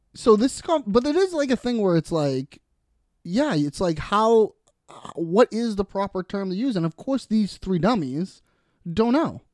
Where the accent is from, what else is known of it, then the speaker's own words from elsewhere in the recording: Boston, Massachusetts, United States; we're from Boston